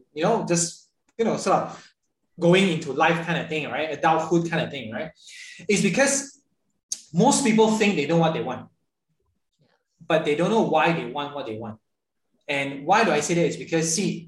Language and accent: English; Ipoh, Perak, Malaysia; moved away as an adult; 17 years of my life, I've actually never been out of my little kind of like kampung in Ipoh.